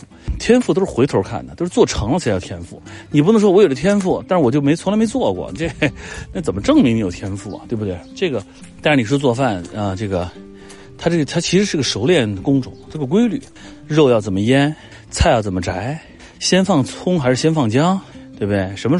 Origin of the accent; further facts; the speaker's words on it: Hunan, China; 我小时候在我外公外婆家也是在湖南，就是我外公烧菜